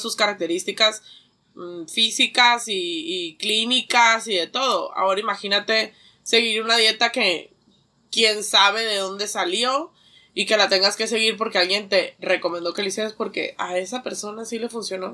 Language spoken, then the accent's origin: Spanish; Mexico; Nosotros como mexicanos del maíz